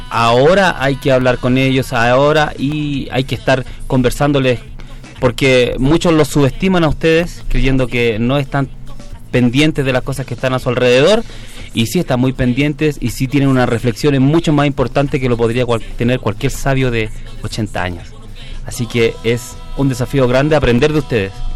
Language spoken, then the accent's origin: Spanish; Chile; en mi país.